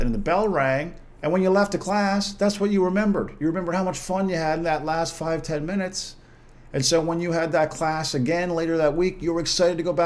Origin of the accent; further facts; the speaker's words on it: Corner Brook, Newfoundland and Labrador, Canada; in Corner Brook in my hometown